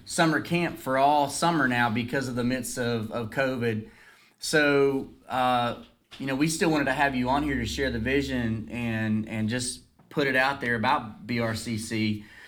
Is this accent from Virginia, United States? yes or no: yes; Dublin, Virginia, United States; growing up in Dublin